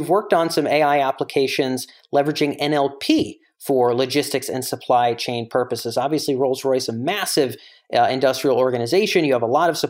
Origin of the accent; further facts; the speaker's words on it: United States; as an American